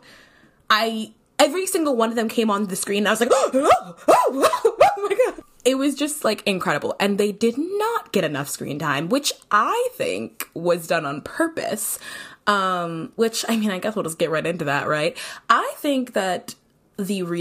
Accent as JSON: {"language": "English", "country": "St. Kitts & Nevis", "said": "I'm from St. Kitts and Nevis"}